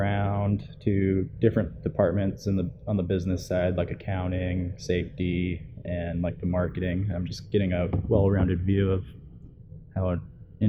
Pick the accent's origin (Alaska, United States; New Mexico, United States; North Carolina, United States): Alaska, United States; Anchorage; I'm from Anchorage, Alaska.